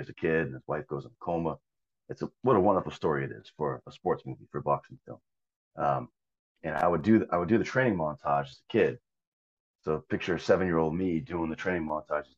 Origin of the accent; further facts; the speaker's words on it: Wakefield, Massachusetts, United States; I grew up in Massachusetts. I grew up near Boston, a town called Wakefield.